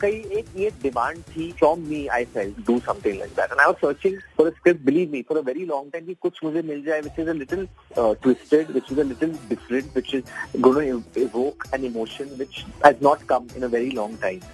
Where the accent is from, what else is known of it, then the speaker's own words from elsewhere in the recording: Bhopal, Madhya Pradesh, India; भोपाल अभी मेरा शहर भी है